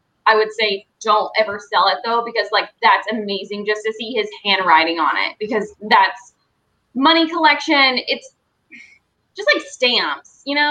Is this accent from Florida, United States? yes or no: no; Georgia, United States; I'm from Georgia